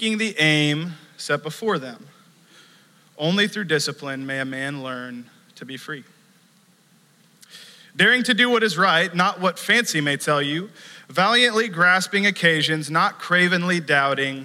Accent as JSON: {"language": "English", "country": "United States", "tie": "born or raised there", "said": "growing up in the United States"}